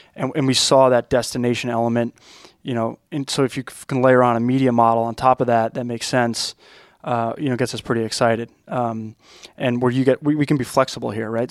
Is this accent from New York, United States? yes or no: yes; Long Island, New York, United States; as a kid growing up on Long Island